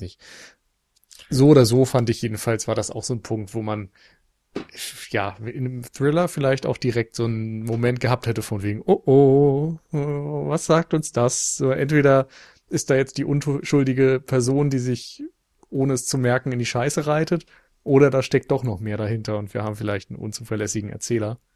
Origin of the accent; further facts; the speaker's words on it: Northern Germany, Germany; als Norddeutscher